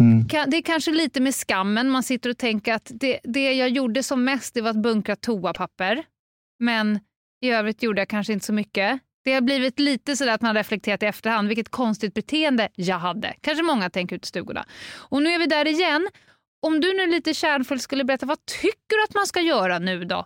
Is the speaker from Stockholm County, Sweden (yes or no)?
yes; Stockholm, Stockholm County, Sweden; det kan man ju se här som stockholmare